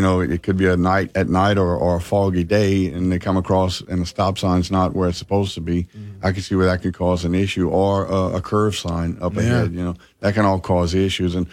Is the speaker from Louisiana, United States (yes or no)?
yes; Delcambre, Louisiana, United States; Delcom is Iberia Parish School, but it's located in Vermilion Parish. So we always, that's my hometown too